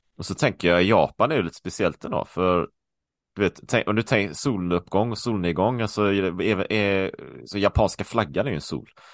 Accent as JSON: {"language": "Swedish", "country": "Sweden", "also_born_or_lived": "Taiwan", "moved": "yes", "said": "hemma i Sverige"}